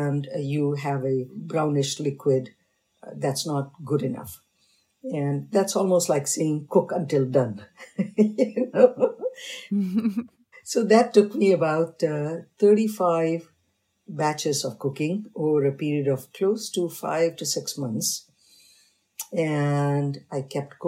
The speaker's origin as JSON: {"language": "English", "region": "North India", "country": "India", "tie": "born or raised there", "moved": "yes", "said": "I was raised in North, but I have a parental heritage of South"}